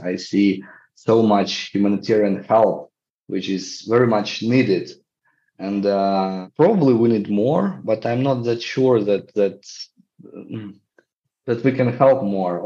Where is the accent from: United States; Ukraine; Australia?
Ukraine; I'm from Ukraine and I work to develop social entrepreneurship field here